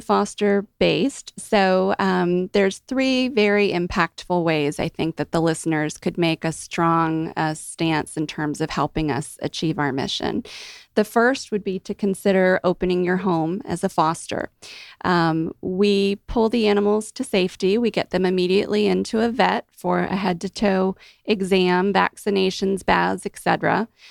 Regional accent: Mid-Atlantic, United States; now in Georgia, United States; I'm from the Mid-Atlantic

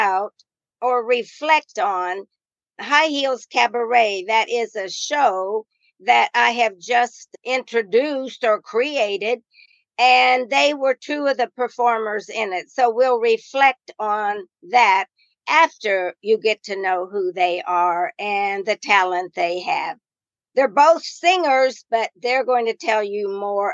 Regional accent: Indiana, United States; Me too

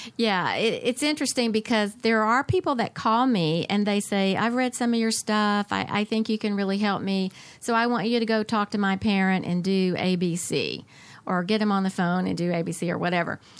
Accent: Atlanta, Georgia, United States; I grew up in the Atlanta area

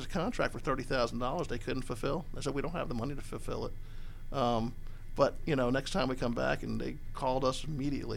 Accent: New Jersey, United States; now in Atlanta, United States; I grew up in New Jersey, and it was all about professional sports up there

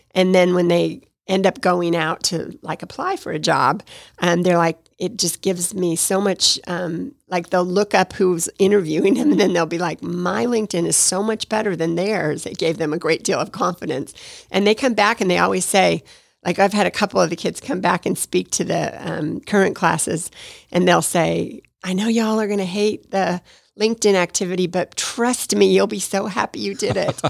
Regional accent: Nevada, United States; moved away as an adult; also born or lived in Detroit; now in Atlanta, United States; I was raised in Nevada

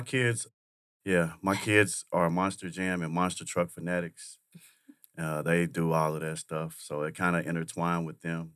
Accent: Kentucky, United States; moved away; I'm from Kentucky.

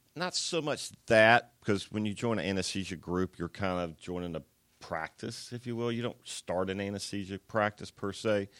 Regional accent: Atlanta, Georgia, United States; I was born in Atlanta, so I grew up in the south side of Atlanta

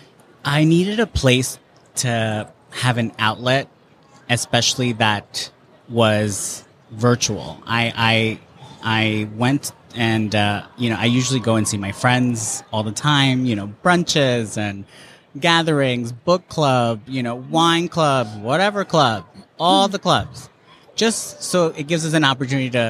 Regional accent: New Jersey, United States; I'm an East Coaster. I'm from New Jersey.

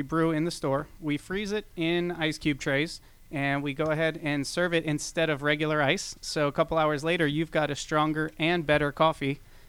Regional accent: South Florida, United States; moved away as an adult; now in Atlanta, United States; I'm actually from South Florida

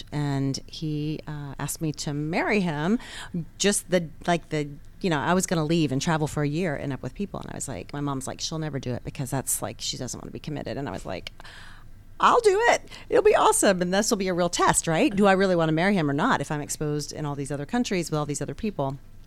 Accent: Atlanta, Georgia, United States; also born or lived in North Carolina / Boston; I went from North Carolina as a young child to Boston for about 6-7 years, and then came to the Atlanta area

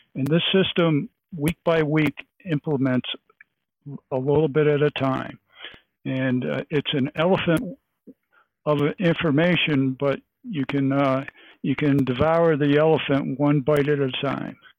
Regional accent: Lake Placid, New York, United States; I'm from Lake Placid, New York, and uh, we're, we're the Olympic sports capital

